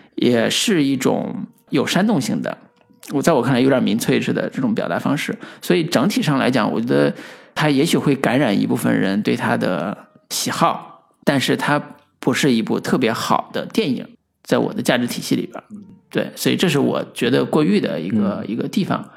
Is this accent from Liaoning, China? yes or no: no; Henan, China; 而是一个发自我们河南幽默